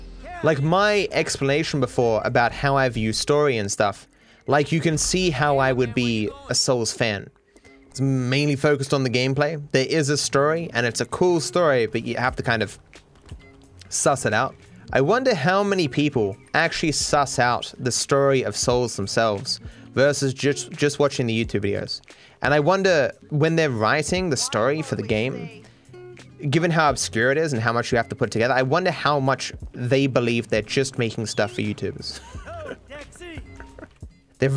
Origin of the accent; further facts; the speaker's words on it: Australia; accent: cultivated Australian; No, I'm Australian. My parents are Australian, their parents are Australian, but I don't have the stereotypical Australian accent.